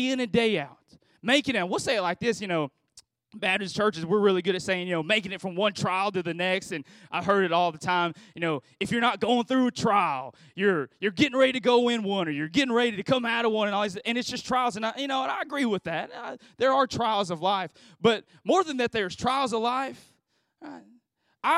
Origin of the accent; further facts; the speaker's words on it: Philippines; I'm from the Philippines, you know, made in the Philippines